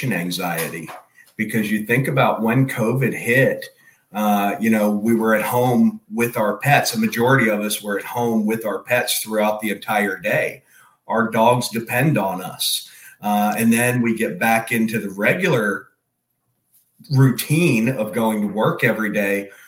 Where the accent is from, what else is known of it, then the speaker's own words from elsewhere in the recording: Pennsylvania, United States; also born or lived in Texas / Georgia; now in Florida, United States; I actually grew up in Pennsylvania, lived in Texas for a few years